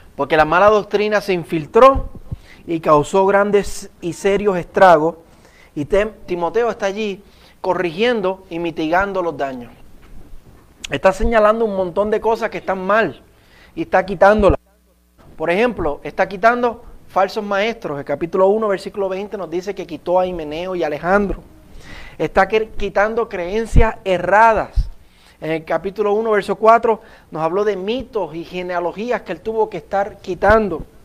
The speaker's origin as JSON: {"language": "Spanish", "country": "Puerto Rico", "accent": "Puerto Rican"}